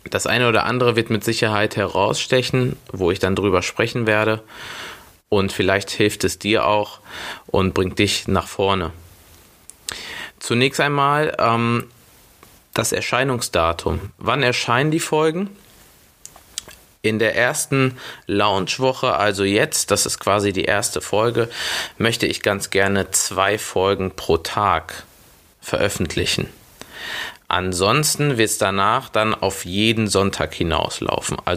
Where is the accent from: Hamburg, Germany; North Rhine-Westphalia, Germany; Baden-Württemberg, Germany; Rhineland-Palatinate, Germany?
North Rhine-Westphalia, Germany; Schwelm; born there; Ich bin 29 Jahre jung, bin Portugiese und Brasilianer, gebürtiger Schwelmer, Nähe Wuppertal